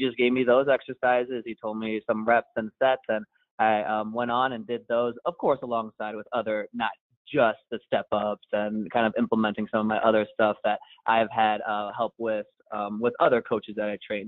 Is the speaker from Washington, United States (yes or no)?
no; Cleveland, Ohio, United States; I grew up in the Cleveland area